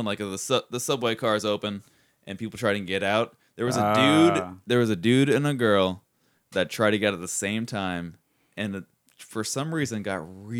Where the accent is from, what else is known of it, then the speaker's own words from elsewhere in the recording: Gainesville, Florida, United States; moved away as an adult; also born or lived in Orlando / Chicago; now in Seattle, United States; growing up in Gainesville. I came back for a bit, and now I went up to Seattle, and I got a basement for the first time in my life.